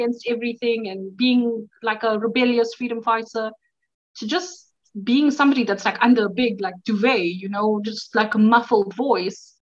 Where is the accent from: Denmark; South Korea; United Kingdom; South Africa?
South Africa; moved away as an adult; now in Poland; I'm from South Africa.